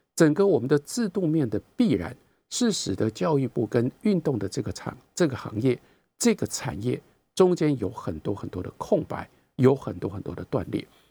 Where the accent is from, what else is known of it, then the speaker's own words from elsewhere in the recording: Taiwan; 我们在台湾